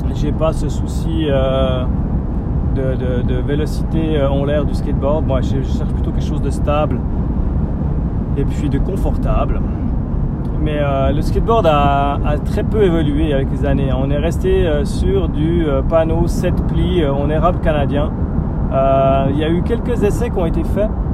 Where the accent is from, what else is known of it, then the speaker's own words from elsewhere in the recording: Switzerland; chez nous en Suisse